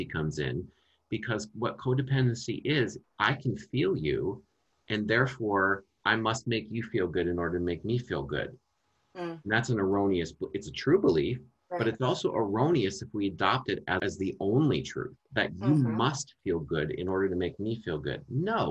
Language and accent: English; Minnesota, United States; moved away; natural accent comes out because that's where I'm from. That's where I grew up as a child